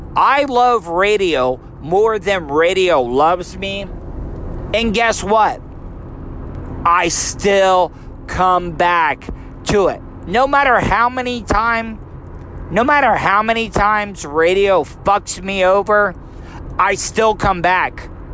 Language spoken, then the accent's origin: English; DeLeon Springs, Florida, United States; I grew up in a really small town, DeLeon Springs, Florida.